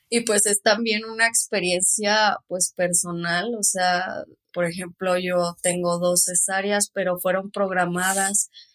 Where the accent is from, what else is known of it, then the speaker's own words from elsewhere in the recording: Cuauhtémoc, Chihuahua, Mexico; No, que de Cuauhtémoc, Chihuahua